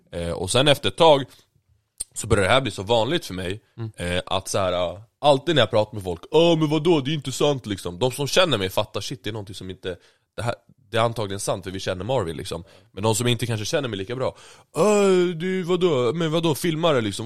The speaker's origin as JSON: {"language": "Swedish", "country": "Sweden", "tie": "born or raised there", "said": "född och uppvuxen i Sverige"}